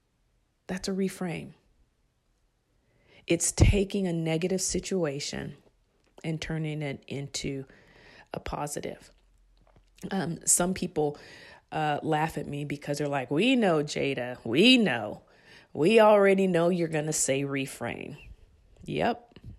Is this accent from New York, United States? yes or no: no; Bayo Vista, California, United States; I grew up in Bayo Vista, which is a project government assistant area.